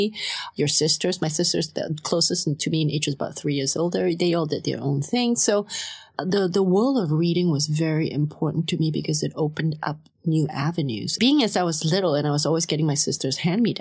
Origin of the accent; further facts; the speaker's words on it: Kuala Lumpur, Malaysia; I'm like 16 years old. I'm growing up in Kuala Lumpur